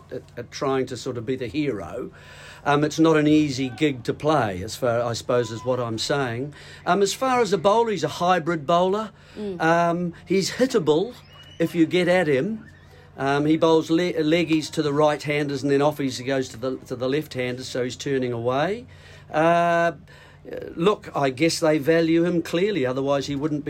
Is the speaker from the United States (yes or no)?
no; New Zealand